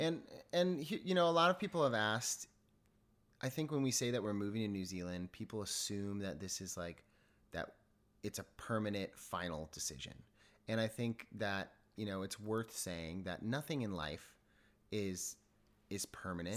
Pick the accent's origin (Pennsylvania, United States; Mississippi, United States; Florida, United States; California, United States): California, United States; San Diego; also born or lived in Los Angeles; I'm born and raised in Southern California. Um, I'm from San Diego originally